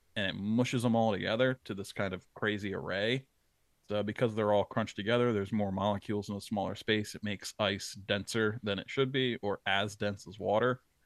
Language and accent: English; New Jersey, United States; that was the main fish that I targeted growing up in South Jersey.